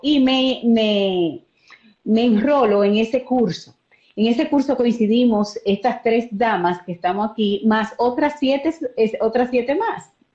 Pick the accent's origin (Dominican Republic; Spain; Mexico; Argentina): Dominican Republic; Azua; yo soy de Asua